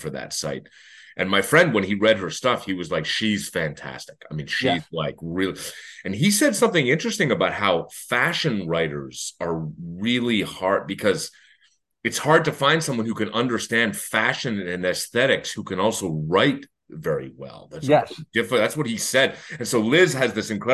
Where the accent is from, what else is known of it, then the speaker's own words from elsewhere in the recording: Canada; I'm Canadian